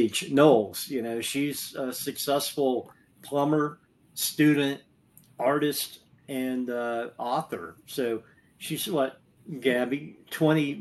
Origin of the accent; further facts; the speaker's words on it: Southeast, United States; I grew up in the Southeast